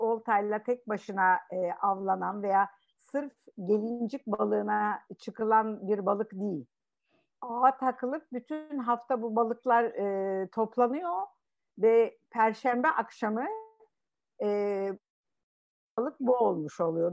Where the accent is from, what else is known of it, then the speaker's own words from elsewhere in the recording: Istanbul, Turkey; also born or lived in Kırklareli; ben e, Kırklareli kökenli bir ailenin kızıyım. E, İstanbul'da doğdum